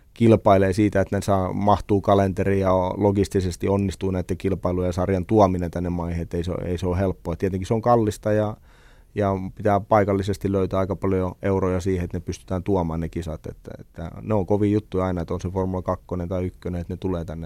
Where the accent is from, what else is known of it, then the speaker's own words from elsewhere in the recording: Lohja, Uusimaa, Finland; mä synnyin oikeasti venetehtaassa. Vanhemmat asuttiin venetehdasalueella, venetehtaassa Lohjalla